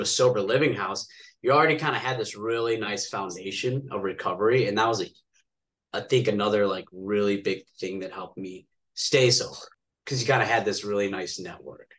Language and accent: English; outside of Chicago, Illinois, United States; now in Las Vegas, United States; born and raised right outside of Chicago in a suburb